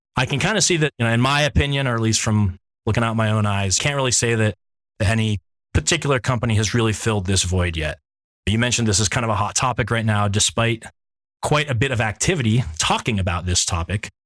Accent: Ohio, United States; now in San Francisco, United States; I have a large extended family in Pittsburgh, even though I grew up in Ohio.

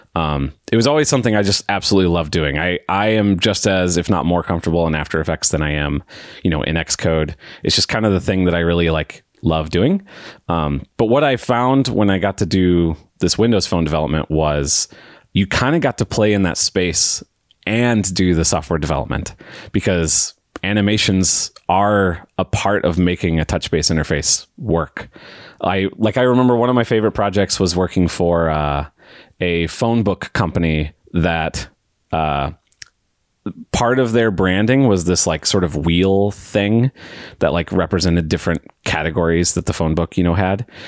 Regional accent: St. Louis, Missouri, United States; I'm from Saint Louis, Missouri, uh, right smack dab in the middle of the U S

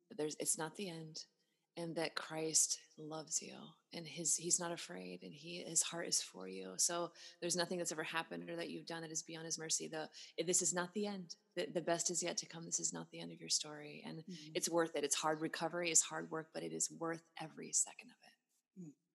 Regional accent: Pacific Northwest, United States; now in Texas, United States; I'm from the Pacific Northwest

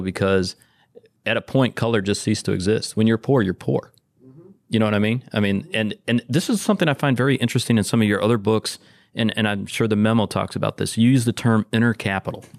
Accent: Detroit, Michigan, United States; I grew up in Detroit

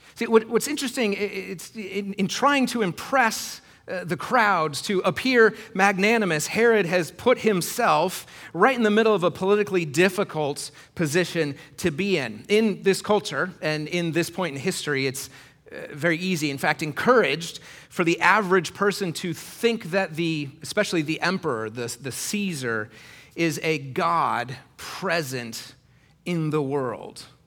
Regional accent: Iowa, United States; I grew up in Iowa in the nineties.

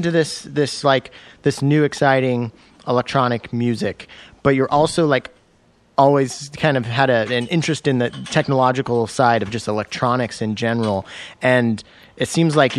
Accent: Central Cascades, Washington, United States; I grew up in Central Cascades, basically smack dab in the middle of Washington State

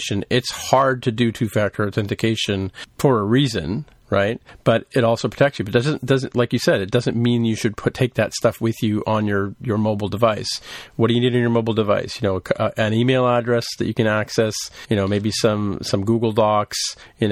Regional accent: Canada; as a Canadian

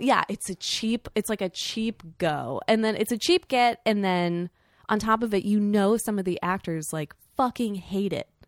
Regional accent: Sarasota, Florida, United States; the big mall in my hometown

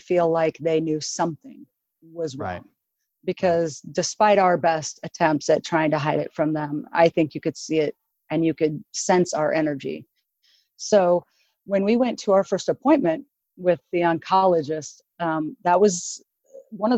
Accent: Oregon, United States; I'm from Oregon, so I live in the Portland metro area.

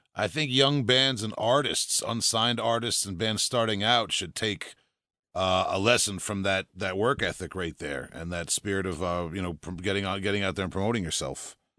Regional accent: New York, United States; I'm from New York

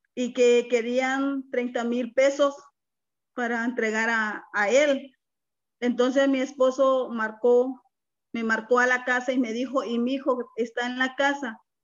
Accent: Guerrero, Mexico; moved away as an adult; also born or lived in Nogales, Mexico; now in Ohio, United States; Soy del estado, originaria del estado de Guerrero, una mujer indígena 100%

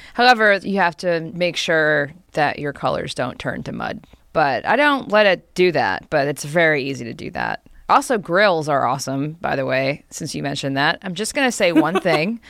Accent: New Jersey, United States; I'm from New Jersey.

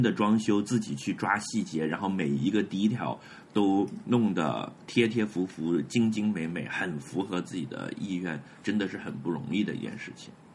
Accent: Hebei, China; 我作为一个河北人，我来自美学洼地

